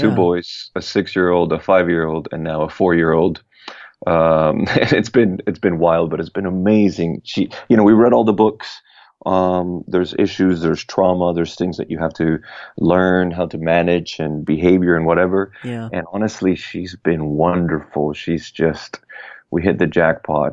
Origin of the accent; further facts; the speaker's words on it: Puerto Rico; I was born and raised in Puerto Rico